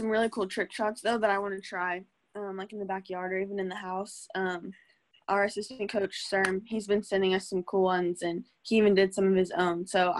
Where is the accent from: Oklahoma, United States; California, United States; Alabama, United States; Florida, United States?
Oklahoma, United States; Tulsa; born there; this is funny because I was born in Tulsa, and I'm in Tulsa right now.